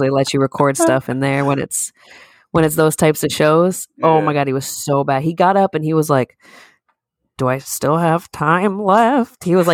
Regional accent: Springfield, Massachusetts, United States; I'm from Springfield

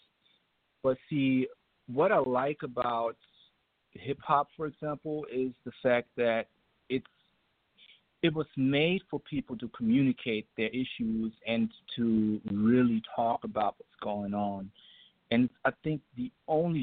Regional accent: Germany; now in Atlanta, United States; I had to overcome a lot of racism myself growing up in Germany

